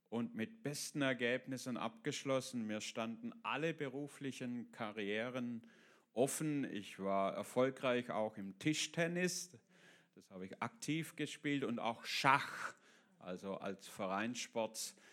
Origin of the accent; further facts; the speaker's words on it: Baden-Württemberg, Germany; Äh, ich bin im Süden Deutschlands in der Nähe von Stuttgart aufgewachsen.